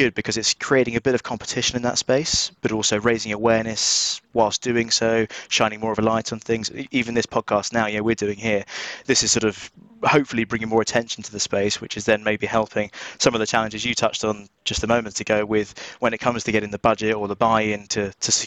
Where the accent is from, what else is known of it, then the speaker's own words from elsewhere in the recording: United Kingdom; accent: just outside London; my accent, you can probably tell, just outside London, we're UK